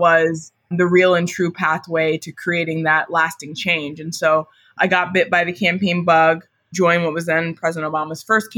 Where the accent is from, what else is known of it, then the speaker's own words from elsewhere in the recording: Marietta, Georgia, United States; I grew up in Marietta, Georgia, which is a suburb of Atlanta